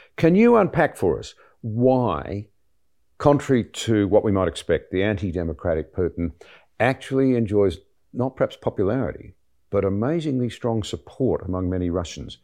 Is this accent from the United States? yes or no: no; Australia; as an Australian